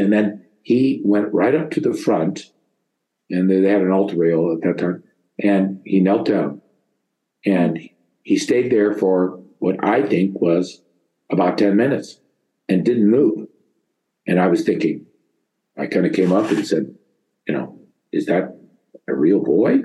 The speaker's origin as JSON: {"language": "English", "town": "St. Helena", "region": "California", "country": "United States", "tie": "born or raised there", "said": "I was born and initially raised in St. Helena, California"}